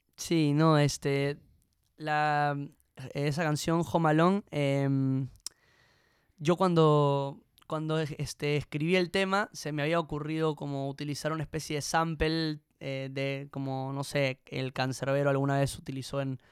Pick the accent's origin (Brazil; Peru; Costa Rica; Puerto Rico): Peru; cuando me preguntan de dónde soy, digo que soy peruano